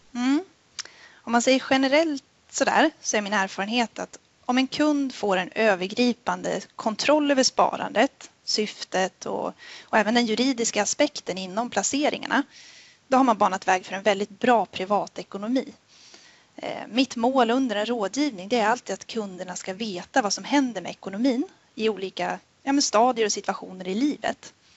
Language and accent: Swedish; Sundsvall, Västernorrland County, Sweden; moved away as an adult; now in Jönköping, Sweden; jag började i Nordea 2015 uppe i Sundsvall där jag kommer ifrån